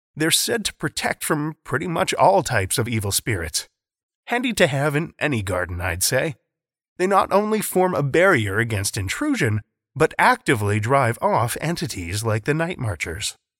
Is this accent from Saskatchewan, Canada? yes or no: yes; Saskatoon, Saskatchewan, Canada; my hometown of Saskatoon